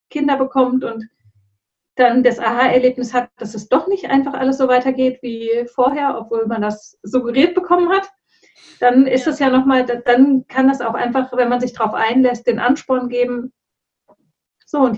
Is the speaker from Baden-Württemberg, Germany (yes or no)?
no; Hesse, Germany; moved away; Und ich bin da ja auch noch umgezogen. Ich komme ja eigentlich auch aus dem Rhein-Main-Gebiet.